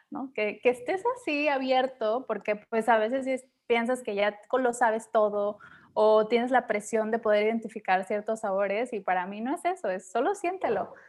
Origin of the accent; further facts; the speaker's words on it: Mexico; Y regresé a México